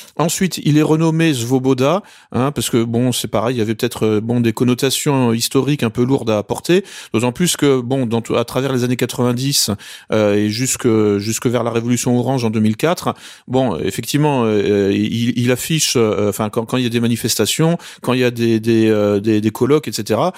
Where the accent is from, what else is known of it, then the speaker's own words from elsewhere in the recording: France; je suis français